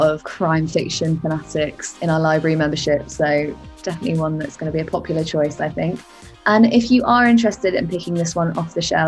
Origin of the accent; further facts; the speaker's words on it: Southampton, South East England, United Kingdom; my hometown Southampton features quite a lot in it